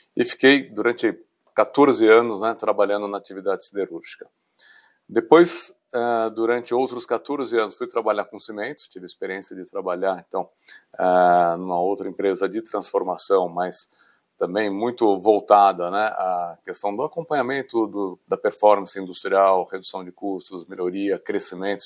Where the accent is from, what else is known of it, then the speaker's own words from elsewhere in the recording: São Paulo, Brazil; nasci aqui em São Paulo, na capital, me formei na Universidade de São Paulo